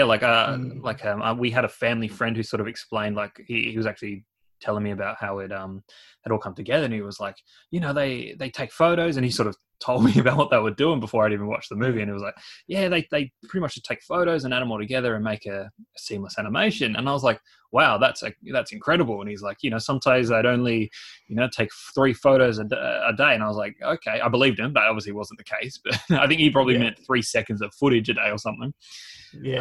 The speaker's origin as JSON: {"language": "English", "country": "Australia", "said": "as Aussie as it gets"}